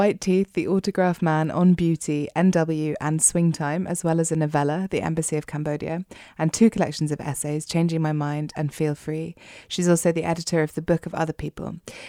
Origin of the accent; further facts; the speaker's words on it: London, United Kingdom; as a Londoner